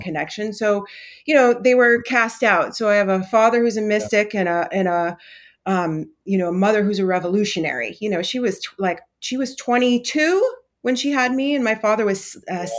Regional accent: Vermont, United States; I'm from the East Coast in Vermont

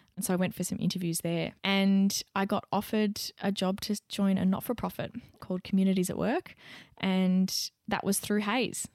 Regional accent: Young, New South Wales, Australia; moved away; back in my hometown, back in Young

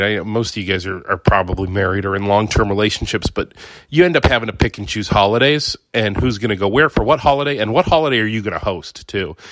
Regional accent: Ohio, United States; moved away; I'm from Ohio

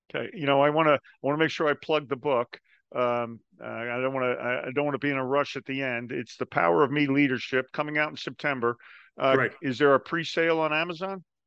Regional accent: New Jersey, United States; I'm from New Jersey

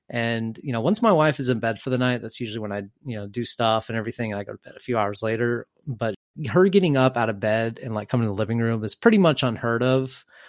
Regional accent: Texas, United States; I am from the South, uh, small conservative town in Texas

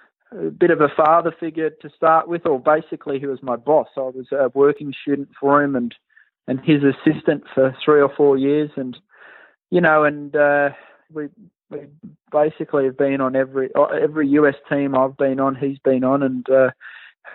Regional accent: Australia; moved away as an adult; also born or lived in Pennsylvania; now in United States; as a young boy growing up in Australia

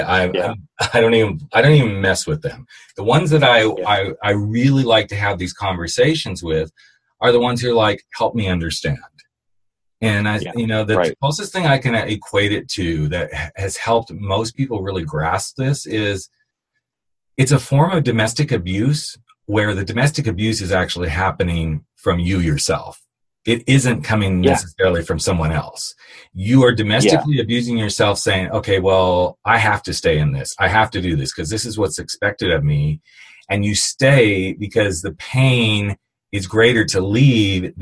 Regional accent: California, United States; I'm from California

